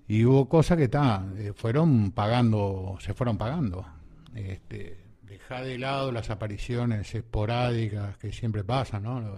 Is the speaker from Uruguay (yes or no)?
yes; Uruguay; also born or lived in Argentina; somos 3 millones de habitantes, ¿no? Este, 3 millones y medio. Este, y es bravo, porque somos descendientes de Tano y, de, españoles